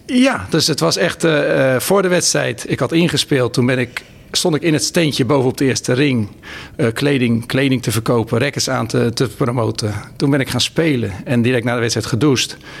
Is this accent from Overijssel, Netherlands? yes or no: no; Rotterdam, South Holland, Netherlands; als Rotterdammer